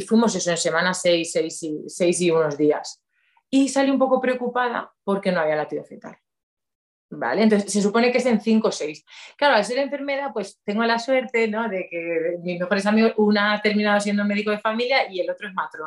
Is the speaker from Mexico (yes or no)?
no; Ledaña, Castilla-La Mancha, Spain; also born or lived in Valencia; soy de un pueblecito de Cuenca que se llama Ledaña